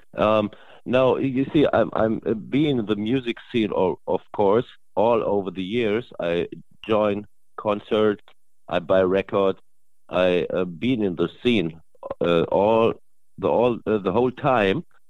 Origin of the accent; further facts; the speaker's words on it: Germany; English is a second language; I'm from Germany